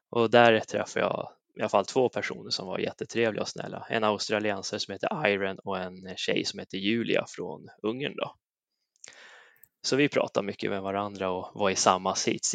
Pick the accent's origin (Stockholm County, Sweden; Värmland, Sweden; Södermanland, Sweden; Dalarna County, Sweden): Värmland, Sweden; Säffle; där jag kommer ifrån, Säffle, hemmaföreningen Säffle Motorklubb